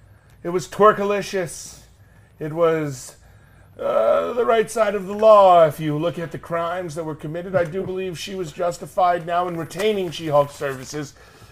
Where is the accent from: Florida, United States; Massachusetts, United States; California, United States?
California, United States; Long Beach; I'm from Long Beach, California.